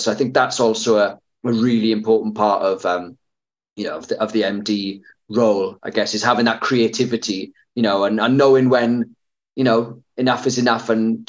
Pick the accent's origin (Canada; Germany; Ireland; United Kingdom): United Kingdom; That's the thing with being British.